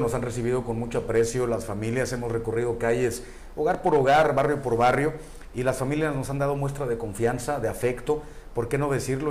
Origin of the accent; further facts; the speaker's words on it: La Paz, Baja California Sur, Mexico; moved away as an adult; also born or lived in Mexico City; tuve la suerte y el privilegio de nacer aquí en La Paz, aquí crecí, aquí serví y seguramente aquí me voy a morir.